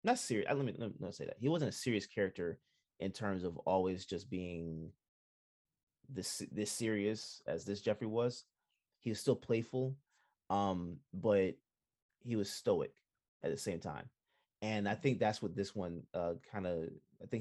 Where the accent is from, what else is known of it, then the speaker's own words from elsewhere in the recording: Jamaica; I'm Jamaican